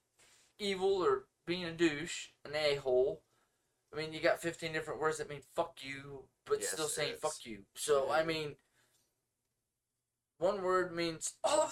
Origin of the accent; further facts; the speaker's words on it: United States; I'm American